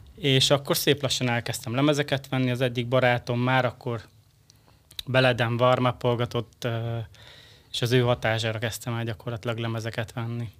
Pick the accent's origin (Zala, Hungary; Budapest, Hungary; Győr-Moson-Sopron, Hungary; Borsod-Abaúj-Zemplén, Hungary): Győr-Moson-Sopron, Hungary; Sopron; Én pedig Tősgyökeres Soproni vagyok.